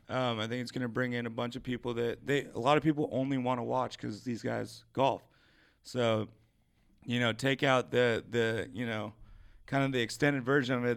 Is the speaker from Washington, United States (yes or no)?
yes; Washington, United States; Washington State, um, my home state.